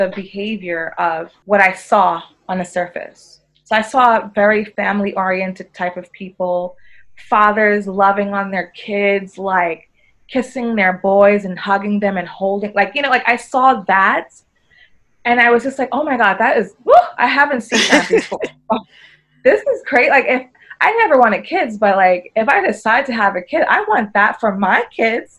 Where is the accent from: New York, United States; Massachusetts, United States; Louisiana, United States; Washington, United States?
New York, United States; moved away as an adult; also born or lived in Barcelona, Spain / Madrid, Spain; now in Spain; me being a native New Yorker